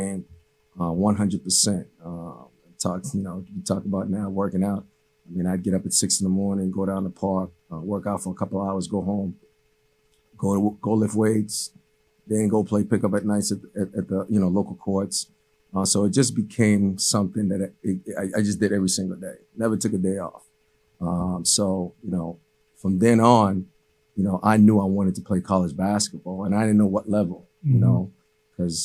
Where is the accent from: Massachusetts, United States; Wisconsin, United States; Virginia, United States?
Massachusetts, United States; Cambridge; first language Haitian Creole; English is a second language; also born or lived in Haiti / Medford, Massachusetts; I'm originally from Haiti. You know, I came here when I was 8 years old. My family, you know, we lived in Cambridge